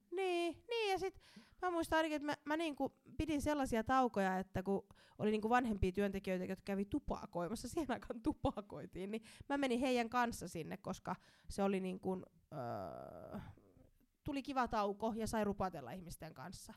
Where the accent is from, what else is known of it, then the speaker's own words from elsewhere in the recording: Somero, Southwest Finland, Finland; tulen Somerolta